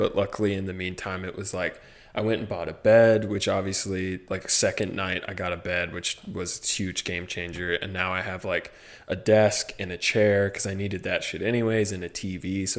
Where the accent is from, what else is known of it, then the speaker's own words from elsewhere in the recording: Midwest, United States; Yeah, no. See, I'm from the real Midwest.